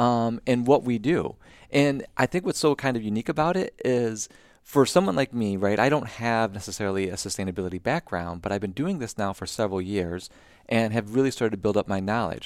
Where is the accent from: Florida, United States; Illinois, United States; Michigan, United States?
Michigan, United States; Southeast; moved away; grew up in Southeast Michigan